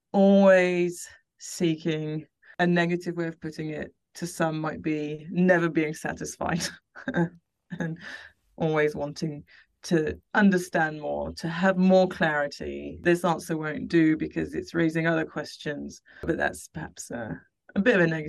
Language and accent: English; France; I have older sisters, and we grew up in France.